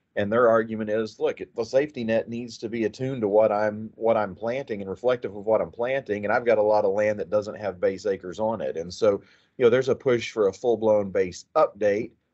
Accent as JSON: {"language": "English", "town": "Chattanooga", "region": "Oklahoma", "country": "United States", "tie": "born or raised there", "moved": "as an adult", "lives_now": "Texas, United States", "said": "I grew up in southwestern Oklahoma."}